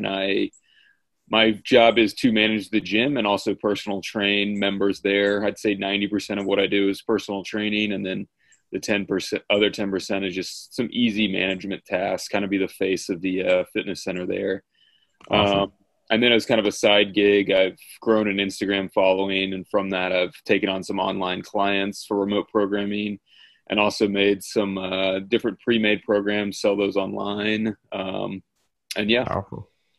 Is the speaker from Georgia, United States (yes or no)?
yes; Savannah, Georgia, United States; I'm 31 years old. I'm from Savannah, Georgia, and I've lived in Georgia since I was, 16.